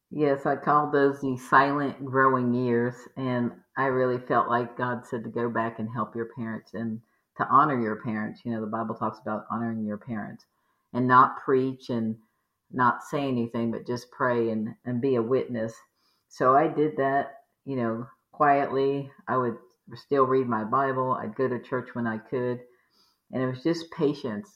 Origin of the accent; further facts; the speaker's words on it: Maryland, Virginia, East Coast, United States; We grew up in the East Coast, Maryland, Virginia